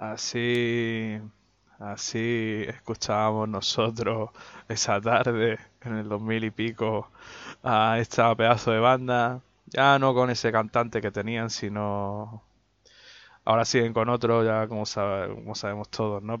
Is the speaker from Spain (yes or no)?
yes; Melilla, Spain; aquí en mi tierra